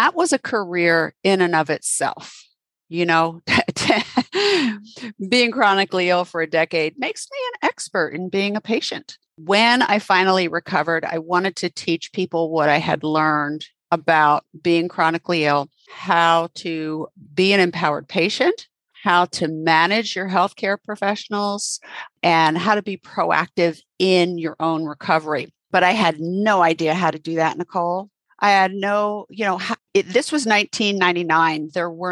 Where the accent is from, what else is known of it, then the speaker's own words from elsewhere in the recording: New Jersey, United States; moved away as an adult; now in Central North Carolina, United States; I was raised in New Jersey